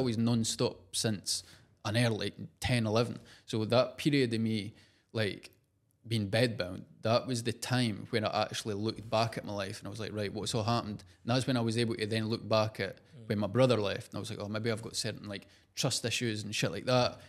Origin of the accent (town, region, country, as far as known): Scotland, United Kingdom; accent: Scottish; also born or lived in London